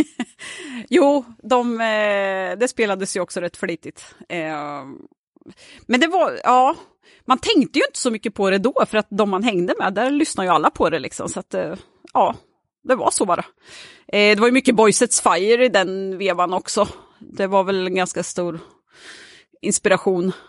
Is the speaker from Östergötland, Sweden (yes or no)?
yes; Söderköping, Östergötland, Sweden; jag är ju från Söderköping